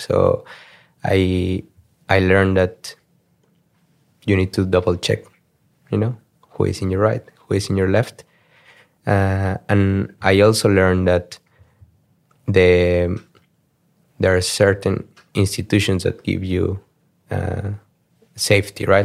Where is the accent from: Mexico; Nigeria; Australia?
Mexico; Mexico City; moved away as an adult; also born or lived in Germany / Sweden / Poland / Singapore; now in Amsterdam, Netherlands; I grew up in Mexico. Uh, so twenty-one years of my life I spent them in Mexico City.